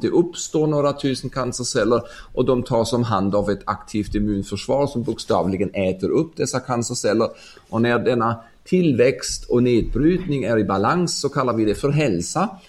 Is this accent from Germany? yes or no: yes; Ulm, Baden-Württemberg, Germany; Swedish is a second language; moved away as an adult; also born or lived in Stockholm, Sweden; min hemstad Ulm i södra Tyskland